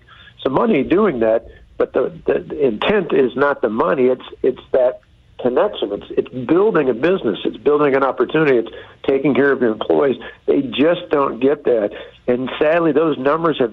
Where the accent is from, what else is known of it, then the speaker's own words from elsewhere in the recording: Wisconsin, United States; my home state of Wisconsin